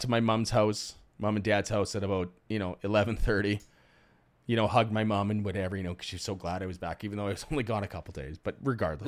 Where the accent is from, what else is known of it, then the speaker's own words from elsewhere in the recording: Cudworth, Saskatchewan, Canada; Cudworth, Saskatchewan